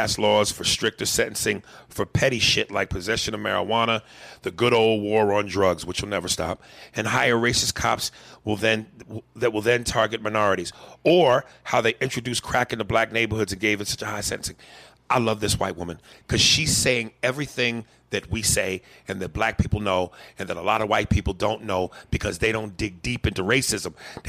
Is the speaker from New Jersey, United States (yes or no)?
no; Kansas, United States; moved away as an adult; also born or lived in Montana / Wyoming / Central Florida; now in West Palm Beach, United States; I was born in Montana, raised half in Kansas and half in Wyoming, then moved to Central Florida at 19, found some culture, then ventured further into culture when I moved to West Palm Beach.